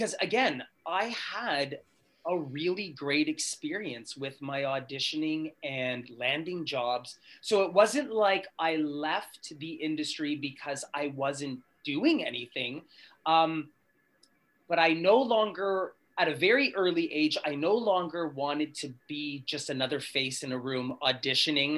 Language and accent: English; Sudbury, Ontario, Canada; moved away; also born or lived in Toronto; I grew up in Sudbury, Ontario